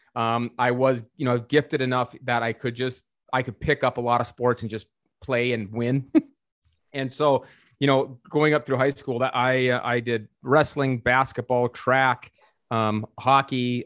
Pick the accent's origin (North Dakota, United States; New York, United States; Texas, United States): North Dakota, United States; I was born and raised in North Dakota. I'm from North Dakota.